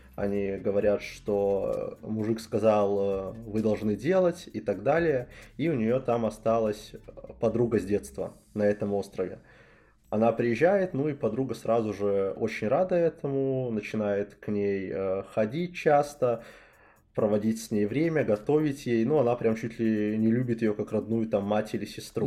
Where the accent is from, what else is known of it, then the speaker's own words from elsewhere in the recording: Belarus; moved away; мы оба из Беларуси изначально